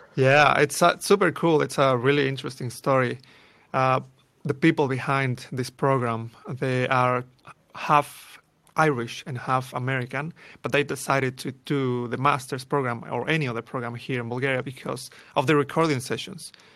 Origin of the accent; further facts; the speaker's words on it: Mexico City, Mexico; moved away; born and raised in Mexico City